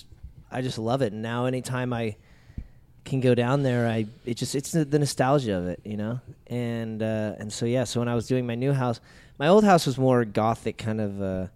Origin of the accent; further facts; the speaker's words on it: Anaheim, California, United States; Because I grew up across the street. I grew up down, you know, after school, it was instead of going to the mall, we'd go to Disneyland. And I grew up in Anaheim.